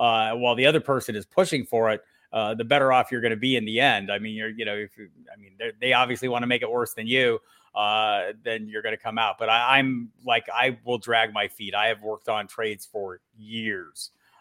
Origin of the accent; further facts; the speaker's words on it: Arizona, United States; I grew up in Arizona